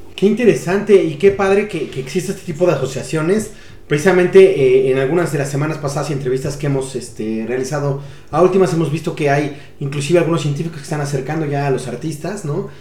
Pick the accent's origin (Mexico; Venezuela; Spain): Mexico; nos podemos sentir orgullosos eh, todos como mexicanos